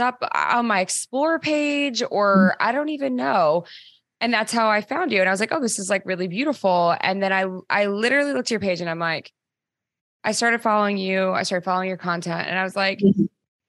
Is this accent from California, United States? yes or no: no; Maryland, United States; also born or lived in Los Angeles / Washington, District of Columbia, United States; now in New York, United States; I'm from Maryland, and then I was in LA and then DC and now New York